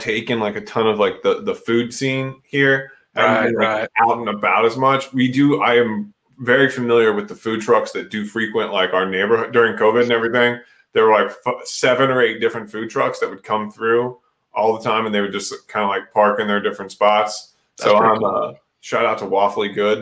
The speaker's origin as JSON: {"language": "English", "region": "Missouri", "country": "United States", "tie": "born or raised there", "said": "growing up in Missouri"}